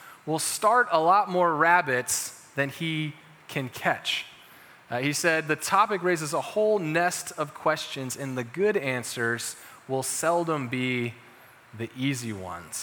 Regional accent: Chapel Hill, North Carolina, United States; I grew up in Chapel Hill.

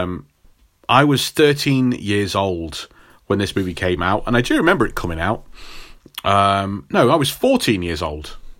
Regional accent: England, United Kingdom; as an English person

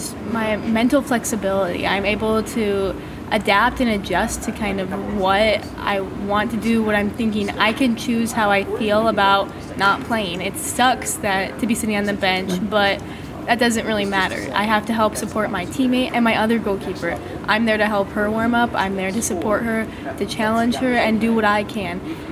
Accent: Iowa, United States

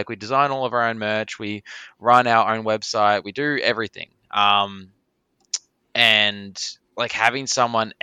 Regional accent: Australia; being Australian

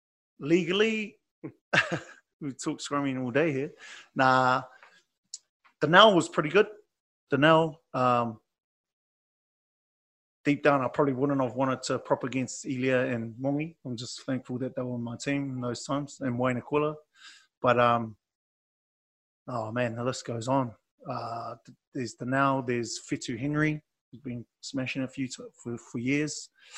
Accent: France; I'm on holiday from France. I paid for myself to come here, so I'm just going to enjoy my holiday and go back home.

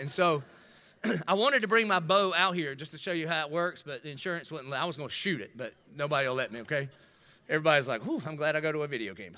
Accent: Dillon, South Carolina, United States; I grew up in Dillon

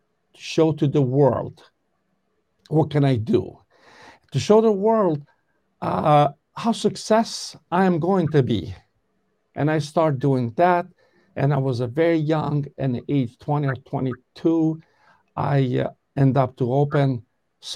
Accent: Kosovo; English is a second language; moved away as an adult; now in Connecticut, United States; I started this training in 1985 in Kosovo. I'm originally from Kosovo. And I do apologize to people if I don't speak very 100% English good

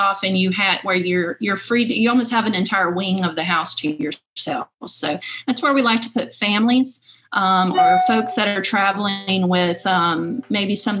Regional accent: Rocky Mount, Virginia, United States; moved away; I was born and raised in Franklin County and in Rocky Mount

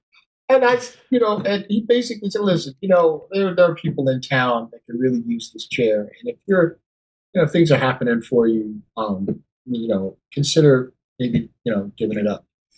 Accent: New York City, New York, United States; also born or lived in Brooklyn, New York; Born in New York. And I tell you, I was really fortunate because I grew up in Queens.

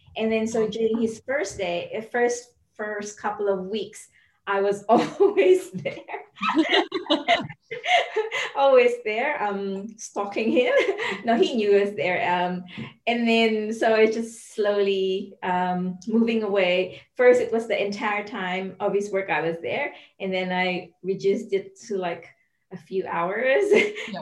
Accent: Philippines; now in New Zealand; I'm from the Philippines

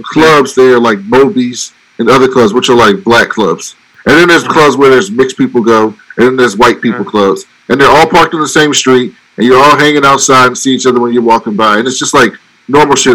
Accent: Baltimore, Maryland, United States; I'm from Baltimore.

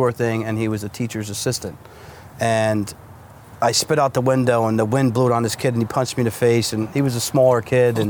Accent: Brick, New Jersey, United States; I'm from Brick, and they raised who I am today

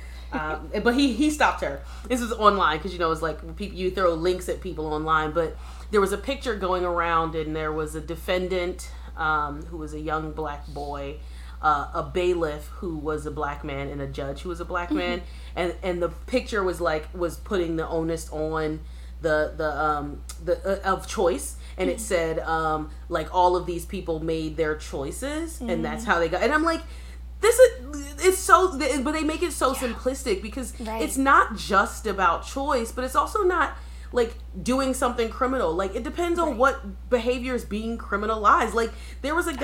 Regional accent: Philadelphia, Pennsylvania, United States; I'm from Philadelphia, a major city, and I went to high school

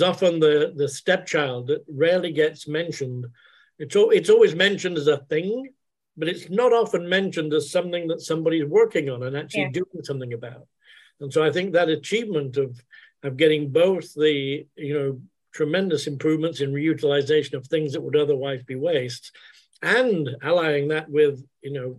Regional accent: England, United Kingdom; moved away; I'm originally from England

